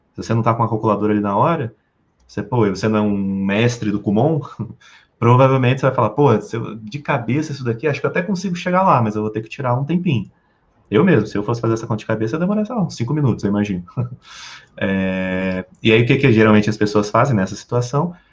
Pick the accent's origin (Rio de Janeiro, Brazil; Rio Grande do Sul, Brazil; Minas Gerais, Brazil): Rio de Janeiro, Brazil; also born or lived in Porto Alegre / United States; now in Brasília, Brazil; Hoje eu moro em Brasília, moro, eu sou do Rio de Janeiro, morei em Porto Alegre, morei nos Estados Unidos